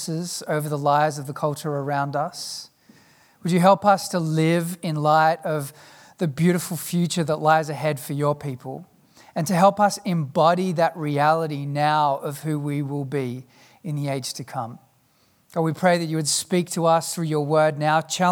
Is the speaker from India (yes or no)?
no; South Africa; As a South African